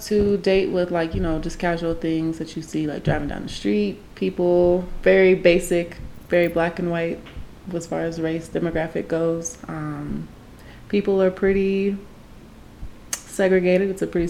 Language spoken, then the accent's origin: English; Missouri, United States; now in Colorado Springs, United States; I am from, well, the start of the South. I'm from Missouri.